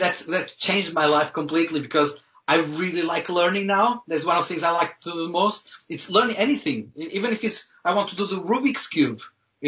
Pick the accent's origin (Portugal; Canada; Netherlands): Portugal; Viana do Castelo, Norte; English is a second language; moved away as an adult; now in Wales, United Kingdom; I'm from the north of Portugal, a small city, Viana do Castelo, a small city in the north of Portugal